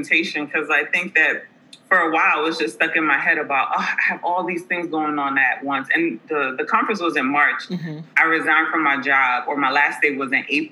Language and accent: English; New York City, New York, United States; moved away as an adult; now in Atlanta, United States; I was born and raised in the Bronx, New York.